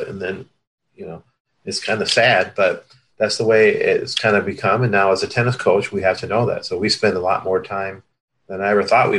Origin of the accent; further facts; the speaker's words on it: Hudsonville, Michigan, United States; also born or lived in Cuba; I was born in Cuba and sponsored by a church, the Hudsonville, Michigan, which is, kind of the west side of Michigan. And we had a park, about a block from where we lived